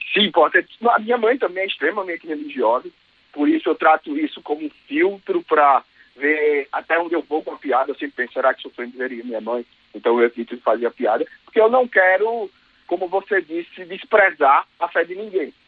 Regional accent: Maceió, Alagoas, Brazil; Eu sou lá de Maceió

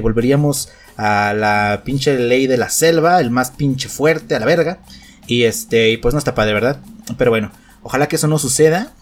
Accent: Mexico

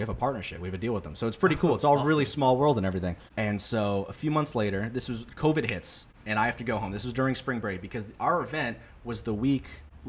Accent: Boca Raton, Florida, United States; also born or lived in Boston; I'm from Boca Raton, Florida.

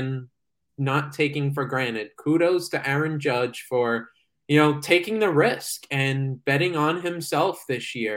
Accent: New York City, New York, United States; I'm a New Yorker

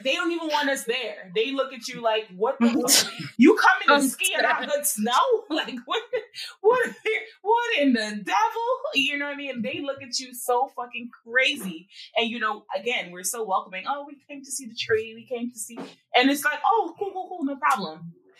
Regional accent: New York City, New York, United States; I'm from Queens. So, you know, just visiting. No plans on moving.

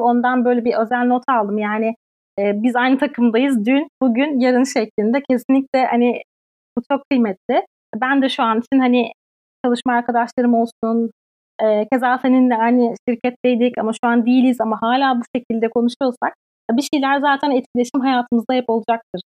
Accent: Turkey; moved away as an adult; now in Sweden; bir Türk olarak şu an burada

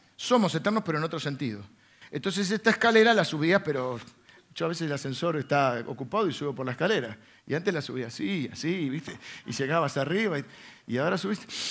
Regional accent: Argentina; accent: Argentine; hablas muy como argentino

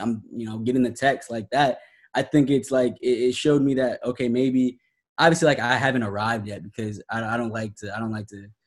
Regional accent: Columbus, Ohio, United States; now in Miami, United States; I grew up in Columbus, Ohio

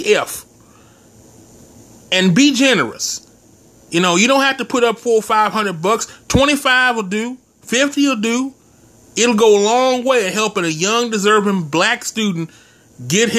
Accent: Texas, United States; in my home state, you got TSU and Prairie View A&M

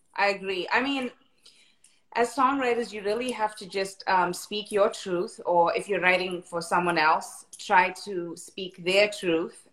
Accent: South Africa; now in Los Angeles, United States; I was born and raised in South Africa, um, and I've been in LA for quite some time now

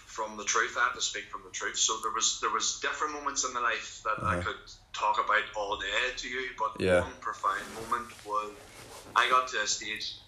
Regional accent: Lurgan, Northern Ireland, United Kingdom; my hometown

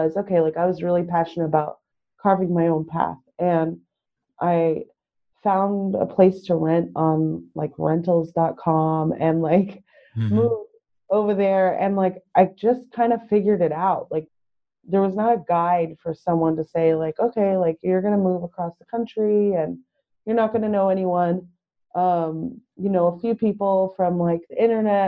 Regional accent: San Diego, California, United States; moved away as an adult; also born or lived in New York; I'm from originally from San Diego. I currently live in San Diego

